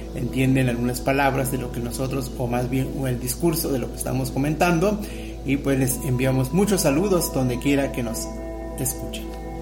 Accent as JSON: {"language": "Spanish", "country": "Mexico", "said": "la lengua que eh, nos identifica como mexicanos"}